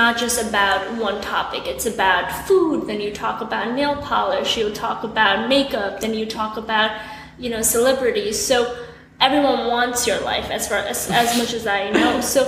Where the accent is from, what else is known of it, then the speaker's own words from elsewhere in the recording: Nepal; now in New York, United States; I mean, I came to New York from Nepal, and I came with my family, so it was kind of easier for me to, you know, adjust.